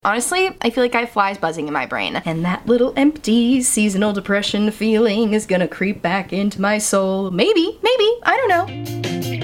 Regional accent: Massachusetts, United States; moved away; I'm from Massachusetts. I'm from New England.

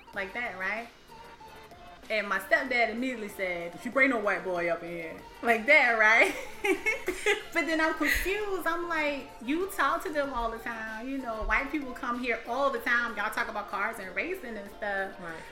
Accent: the South, United States; I grew up in the South

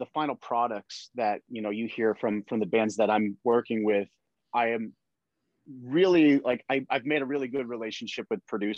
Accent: Connecticut, United States; I grew up in Connecticut

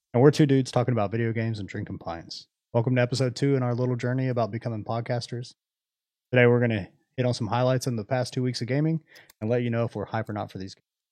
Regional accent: United States

